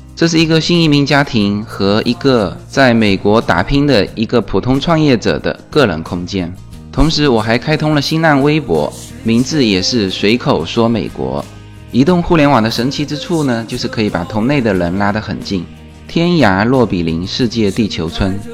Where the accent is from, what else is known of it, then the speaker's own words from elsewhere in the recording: Fuzhou, Fujian, China; 我们福州话，福州话是古汉语啊